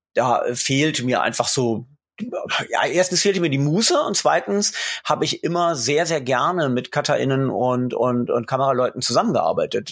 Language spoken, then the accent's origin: German; Göttingen, Lower Saxony, Germany; moved away; also born or lived in England; Ich komme aus Göttingen. Insofern war das Moin zur Begrüßung äh, schon ganz richtig. Ich bin also gerade noch Niedersachse, ganz knapp